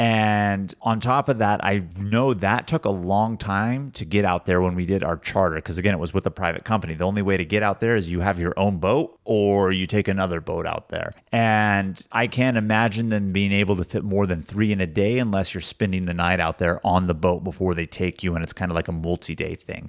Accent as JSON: {"language": "English", "region": "California", "country": "United States", "said": "we're from California"}